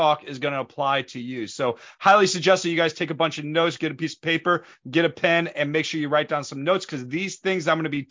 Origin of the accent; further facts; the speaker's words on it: St. Louis, Missouri, United States; We grew up in St. Louis